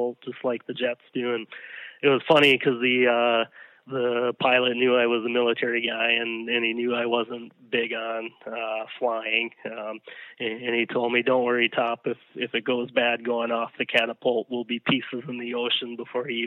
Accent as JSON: {"language": "English", "town": "Hastings", "region": "Minnesota", "country": "United States", "tie": "born or raised there", "said": "we're still based in my hometown, tiny little Hastings, Minnesota"}